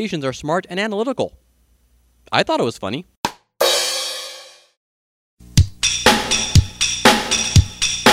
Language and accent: English; Cleveland, Ohio, United States; now in Cincinnati, United States; I'm from Cleveland